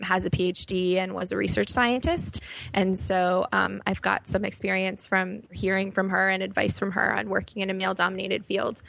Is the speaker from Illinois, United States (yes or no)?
yes; Chicago, Illinois, United States; moved away as an adult; also born or lived in New York; I grew up in Chicago.